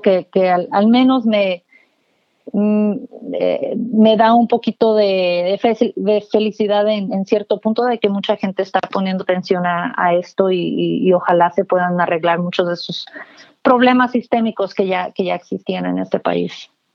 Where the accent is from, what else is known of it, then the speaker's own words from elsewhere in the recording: McAllen, Texas, United States; now in Austin, United States; yo crecí en el, en el Valle del Río Grande, en McAllen